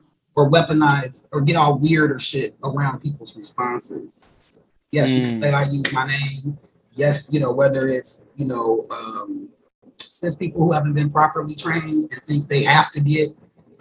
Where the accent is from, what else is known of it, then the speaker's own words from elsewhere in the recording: Midwest, United States; I'm from the Midwest